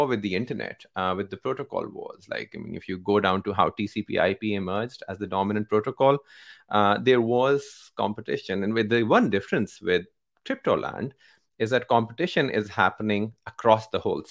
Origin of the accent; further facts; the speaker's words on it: Pakistan; I come from Pakistan, where bulk of our economy is undocumented